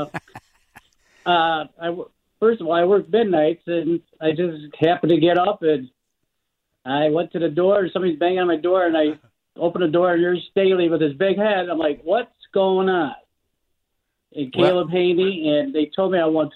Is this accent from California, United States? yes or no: no; Joliet, Illinois, United States; I remember growing up watching the Bears with my dad on Hickory Street because I was born in Joliet.